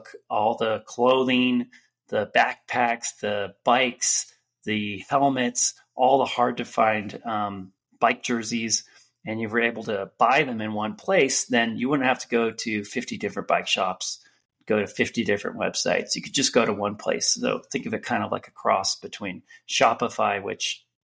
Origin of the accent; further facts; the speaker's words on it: Marin County, San Francisco Bay Area, California, United States; also born or lived in New York; I grew up in the Bay Area in Marin County